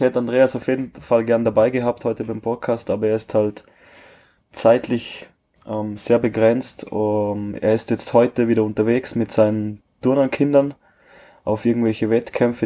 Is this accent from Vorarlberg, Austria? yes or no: yes; Vorarlberg, Austria; bei uns in Österreich